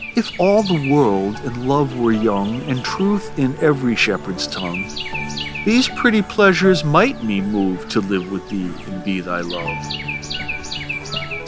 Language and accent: English; Rhode Island, United States; accent: swamp Yankee; now in Vermont, United States; I live in Vermont. I've spent most of my life here, though I'm originally from Rhode Island. That's why my voice is like this.